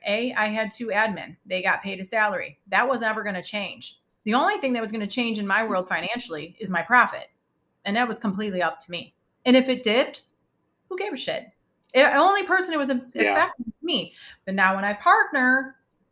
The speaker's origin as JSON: {"language": "English", "town": "Chicago", "region": "Illinois", "country": "United States", "said": "I'm from Chicago"}